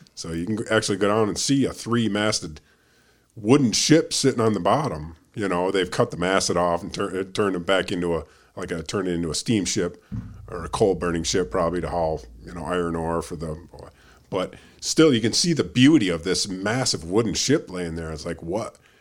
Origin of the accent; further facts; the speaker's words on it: Lake Michigan, Midwest, United States; moved away; I grew up on Lake Michigan